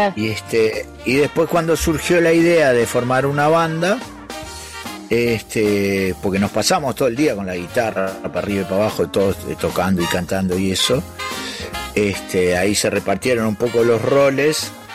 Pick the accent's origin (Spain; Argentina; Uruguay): Uruguay; Parque del Plata, Canelones; also born or lived in United States; nos vinimos a vivir a Parque del Plata mi viejo abrió un taller ahí